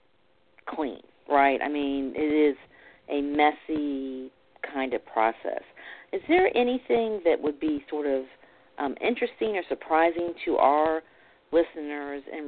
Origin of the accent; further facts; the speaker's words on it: Gulf Coast, United States; I'm originally from the Gulf Coast